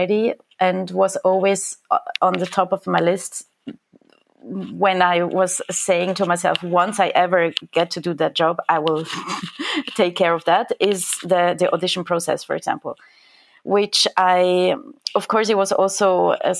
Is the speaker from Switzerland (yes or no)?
yes; Switzerland; moved away as an adult; now in Germany; I'm actually from Switzerland, but living in Germany for the past 6 years.